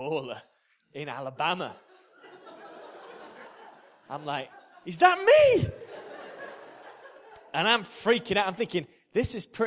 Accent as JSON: {"language": "English", "region": "Yorkshire and the Humber", "country": "United Kingdom", "said": "I'm a Yorkshireman"}